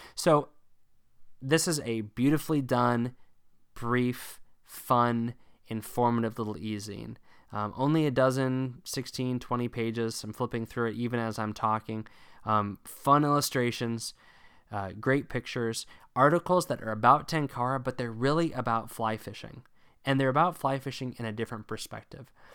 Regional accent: Northern Virginia, United States; also born or lived in Illinois; I spent most of my formative years and especially my formative fly fishing years in Northern Virginia.

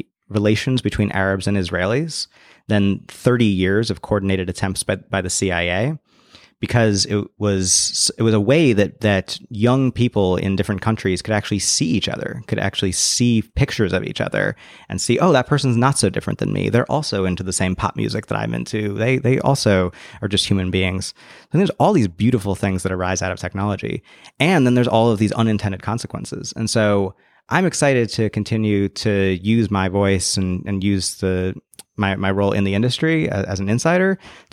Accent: Bay Area, California, United States; I grew up in the Bay Area

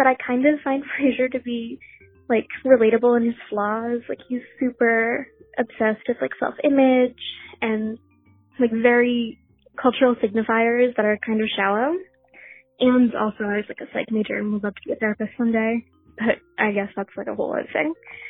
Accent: Boston, Massachusetts, United States; I'm from Boston.

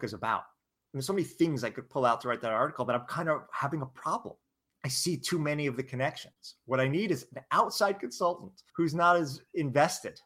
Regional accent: San Francisco, California, United States; I'm from San Francisco

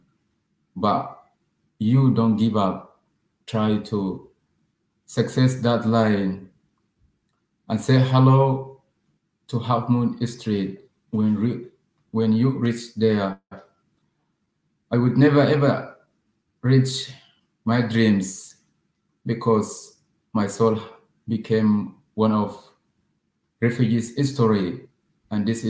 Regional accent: Sudan; now in Calais, France; I'm from Sudan. Right now, I live in Calais.

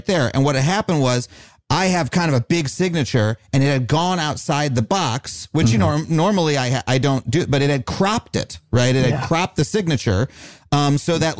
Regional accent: New York City, New York, United States; When I grew up in New York

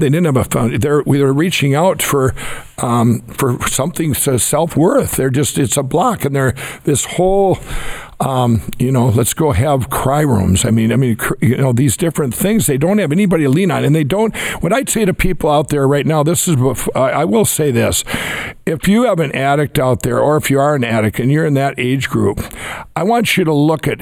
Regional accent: Minnesota, United States; my home state

